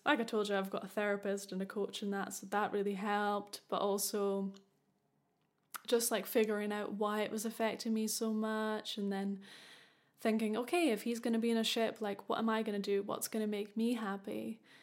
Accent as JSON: {"language": "English", "region": "Scotland", "country": "United Kingdom", "said": "I'm from Scotland"}